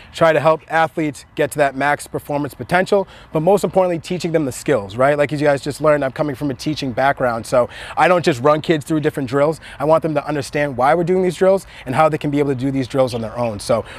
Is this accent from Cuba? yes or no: no; Nigeria; I'm actually from Nigeria